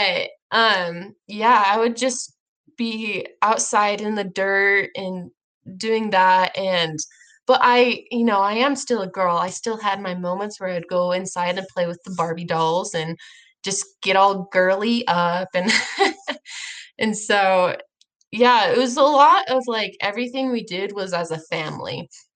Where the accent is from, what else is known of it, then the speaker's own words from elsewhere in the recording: Idaho, United States; I'm from Idaho